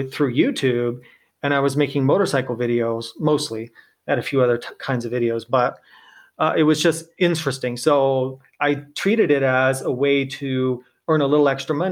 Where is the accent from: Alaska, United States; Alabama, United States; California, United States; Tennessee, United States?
California, United States; Temecula; I am a California native. So I grew up in Southern California, kind of outside of a town called Temecula